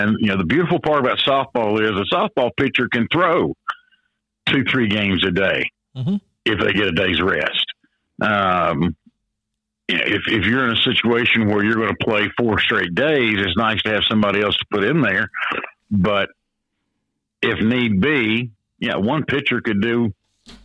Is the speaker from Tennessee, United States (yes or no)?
yes; Nashville, Tennessee, United States; I grew up in East Nashville